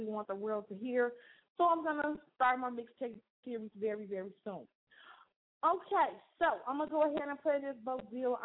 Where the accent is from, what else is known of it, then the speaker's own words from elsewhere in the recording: Chicago, Illinois, United States; moved away as an adult; now in Gary, Indiana, United States; I'm from Chicago and I'm here now